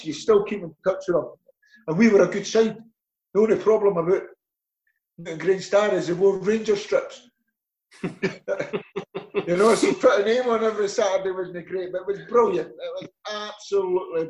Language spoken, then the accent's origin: English; Edinburgh, Scotland, United Kingdom; brought up born and bred in Leith